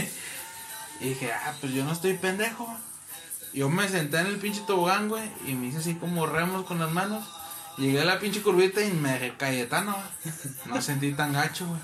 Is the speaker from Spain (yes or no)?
no; Cedral, San Luis Potosí, Mexico; moved away; mi pueblito